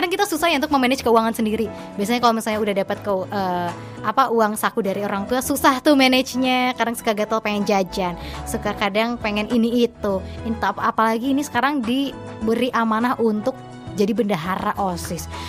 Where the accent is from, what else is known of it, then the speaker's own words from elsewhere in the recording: Bandung, West Java, Indonesia; Uh, aku kan sendiri orang Bandung nggak tahu nih letaknya di mana gitu di SMKN Pertanian Karawang ini.